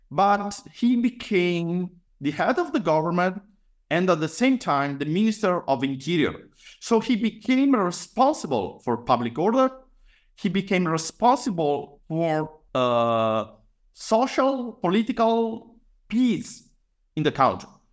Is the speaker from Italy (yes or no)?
yes; Padua, Veneto, Italy; I was born and raised, uh, in Padua, actually in the outskirts